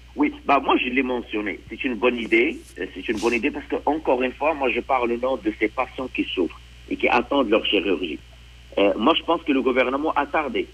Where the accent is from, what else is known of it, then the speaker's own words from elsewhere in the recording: Quebec, Canada; en tant que Québécois